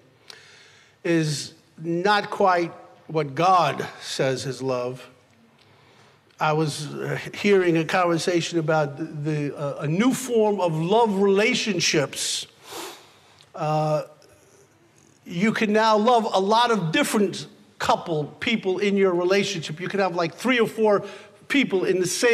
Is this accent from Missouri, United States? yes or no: no; New York City, New York, United States; I was born in the Bronx